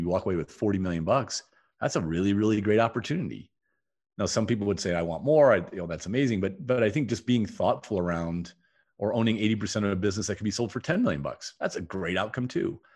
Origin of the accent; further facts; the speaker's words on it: Toledo, Ohio, United States; I grew up in Toledo, Ohio.